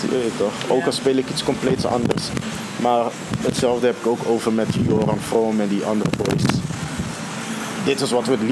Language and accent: Dutch; Netherlands; accent: Hollands; Ook al praat ik nu met mijn Hollands accent zo.